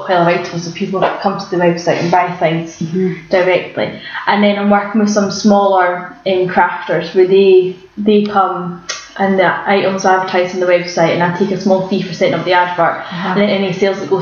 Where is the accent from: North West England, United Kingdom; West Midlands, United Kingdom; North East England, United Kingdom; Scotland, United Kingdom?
North West England, United Kingdom; near Carlisle, Cumbria; moved away; our mum down in Cumbria at Carlisle, which is close to my hometown